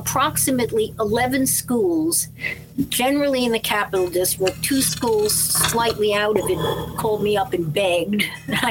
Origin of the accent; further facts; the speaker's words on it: Scarsdale, New York, United States; I grew up in Scarsdale.